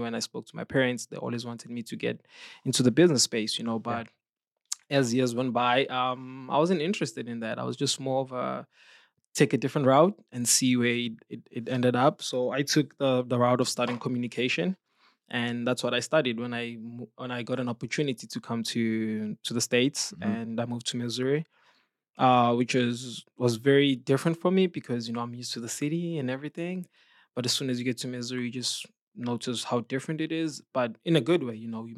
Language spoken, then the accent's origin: English; Johannesburg, Gauteng, South Africa; So I'm from South Africa, Johannesburg. I grew up in the city. I'm a city guy.